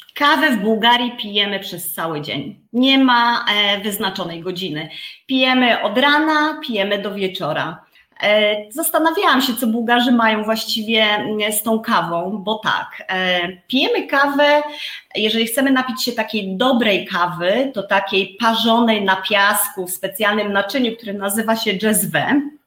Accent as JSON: {"language": "Polish", "country": "Poland", "tie": "born or raised there", "moved": "as an adult", "lives_now": "Bulgaria", "said": "ja wychowałam się na wsi"}